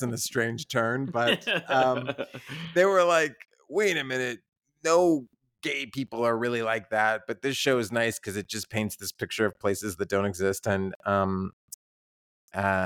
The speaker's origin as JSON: {"language": "English", "region": "Texas", "country": "United States", "tie": "born or raised there", "said": "I grew up in Texas"}